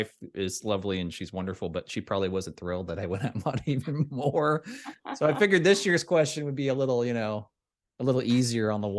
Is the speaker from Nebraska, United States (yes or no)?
yes; Lincoln, Nebraska, United States; I'm a native Nebraskan. I mean, I'm fine with Nebraska and my hometown of Lincoln especially